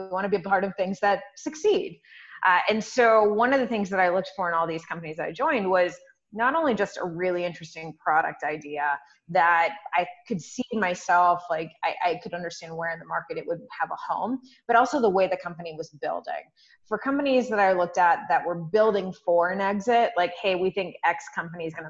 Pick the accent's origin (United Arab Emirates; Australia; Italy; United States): United States; Humboldt County, Northern California; middle of nowhere, a place called Humboldt County. We grow 60% of the weed in the U.S. is from there. So very popular place to be from right now. It's kind of this new cannabis economy. And so I grew up out there.